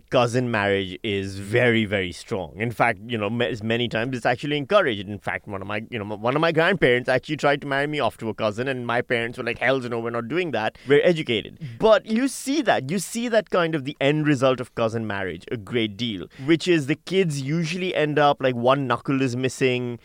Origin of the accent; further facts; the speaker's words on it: Australia; being Australian